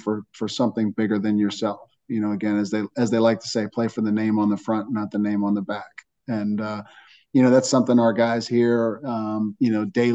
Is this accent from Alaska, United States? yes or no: no; Johnstown, Pennsylvania, United States; moved away; my time in Johnstown, Pennsylvania. You know, again, it's a community where people really care about one another. They pitch in, they help out, they take you in. You know, it's a community where anybody in my hometown would give you the shirt off their back